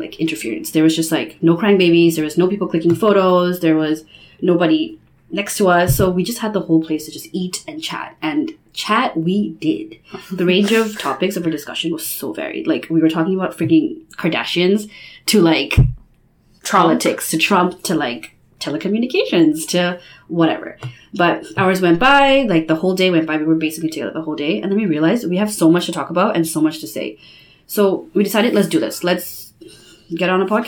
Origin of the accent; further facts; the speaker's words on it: Bangladesh; moved away as an adult; now in Canada; I also am from Bangladesh. I came to Canada about 8 years ago